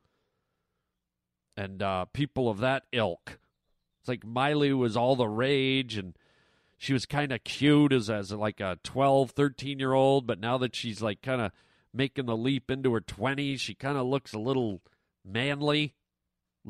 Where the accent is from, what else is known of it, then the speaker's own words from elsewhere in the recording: Canada; I'm a Canadian kid